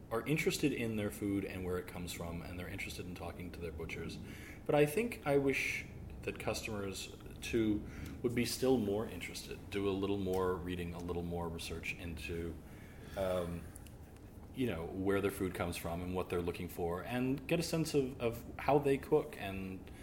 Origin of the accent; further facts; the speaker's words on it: the South, United States; now in Alexandria, VA, United States; I'm from the South